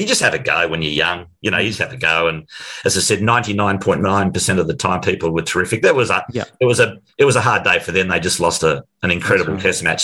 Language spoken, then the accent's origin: English; Ringwood, Victoria, Australia; also born or lived in Melbourne / New York / London / Sydney; I was a boy from Ringwood